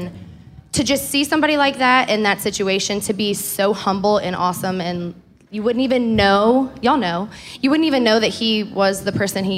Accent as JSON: {"language": "English", "region": "the South", "country": "United States", "also_born_or_lived": "Los Angeles / Las Vegas", "moved": "as an adult", "said": "I'm from the South."}